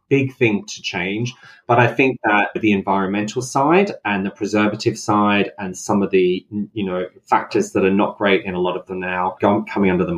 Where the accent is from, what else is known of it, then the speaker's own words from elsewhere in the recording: Australia; I grew up in Australia